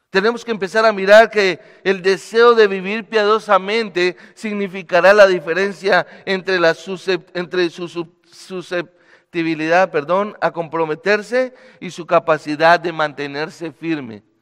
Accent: Bogotá, Colombia; moved away as an adult; now in Medellín, Colombia; vivo en la ciudad de Medellín, soy bogotano

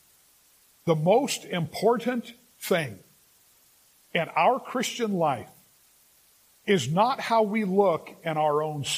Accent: Los Angeles, California, United States; now in Sacramento, United States; I grew up in the San Fernando Valley.

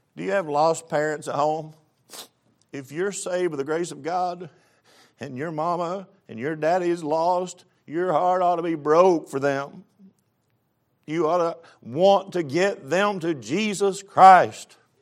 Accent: East Tennessee, United States; moved away; I grew up pretty rough in East Tennessee

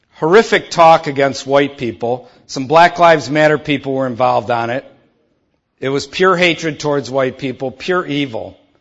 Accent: Detroit, Michigan, United States; I grew up in Detroit

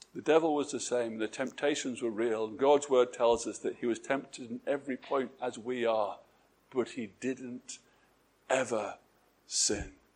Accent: England, United Kingdom; My being English

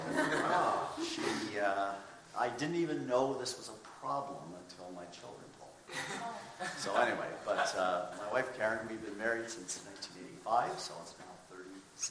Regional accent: Toronto, Ontario, Canada; moved away; also born or lived in Kentucky; I grew up in the Toronto area in Canada

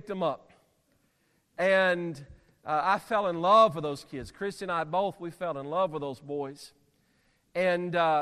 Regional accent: Alabama, United States; I'm from Alabama

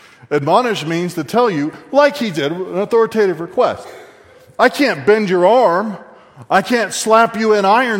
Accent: Texas, United States; I was raised in Texas

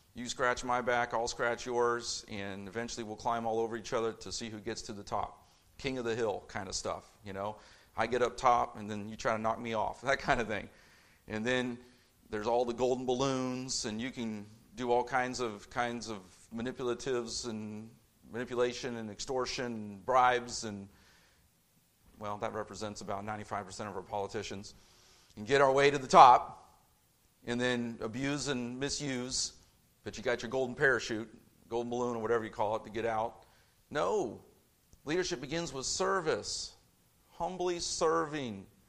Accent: Indianapolis, Indiana, United States; growing up in Indianapolis

